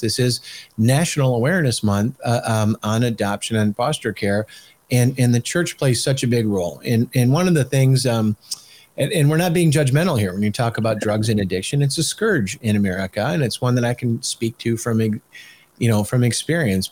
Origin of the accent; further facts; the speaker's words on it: Michigan, United States; I'm from Michigan